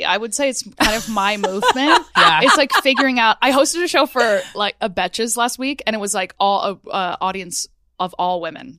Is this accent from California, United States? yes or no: no; New Jersey, United States